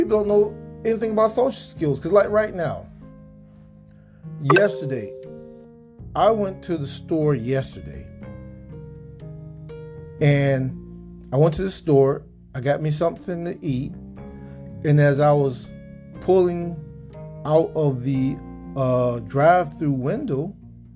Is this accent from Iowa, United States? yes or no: no; South Georgia, United States; I'm from South Georgia, we had hurricanes